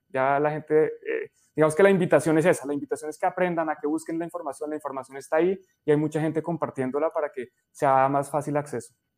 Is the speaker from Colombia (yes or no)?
yes; Colombia; en Colombia decimos